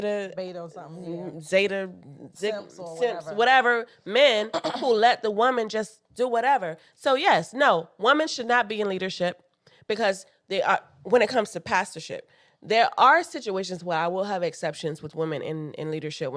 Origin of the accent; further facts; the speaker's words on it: Florida, United States; I am from the South, and I grew up in a holiness church in the South with a woman pastor